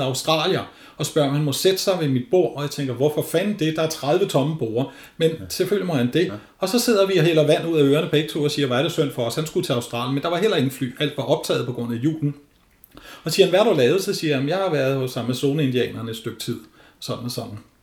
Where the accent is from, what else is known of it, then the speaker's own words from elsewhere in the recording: North Zealand, Capital Region of Denmark, Denmark; Nordsjælland, hvor jeg kommer fra